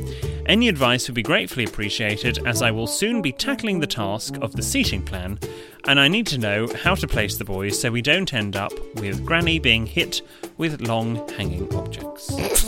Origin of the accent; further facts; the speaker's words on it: Scotland, United Kingdom; now in Australia; I am also an expat. More specifically, I'm a Scotsman, well done, who emigrated to Australia.